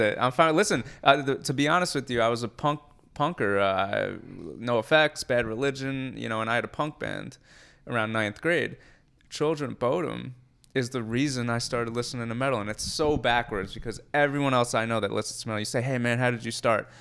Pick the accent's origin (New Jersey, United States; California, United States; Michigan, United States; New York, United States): New Jersey, United States; Edison; I'm from Edison, New Jersey, so Central New Jersey